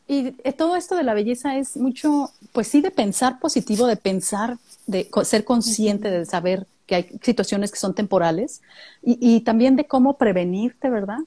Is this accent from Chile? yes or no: no; Mexicali, Baja California, Mexico; now in San Luis Potosí, Mexico; Yo vengo de Mexicali, Baja California